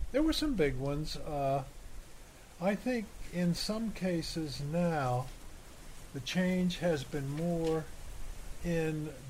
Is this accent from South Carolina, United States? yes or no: no; Michigan, United States; coldest I've been, and I'm from Michigan